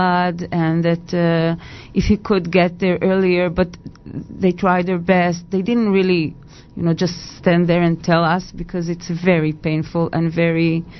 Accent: Petah Tikva, Central District, Israel; English is a second language; Petach Tikva.

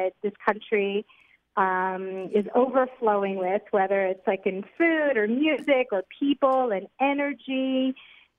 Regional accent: Montreal, Quebec, Canada; moved away as an adult; now in Ra'anana, Israel; I'm from Montreal. I'm 48, the mother of three boys, and have been living in Ranat for the past 5 years.

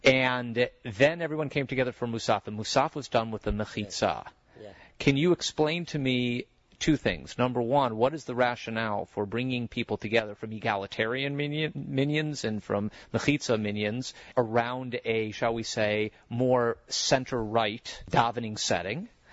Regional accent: Chicago, Illinois, United States; your mother Julie and I were in Chicago growing up together

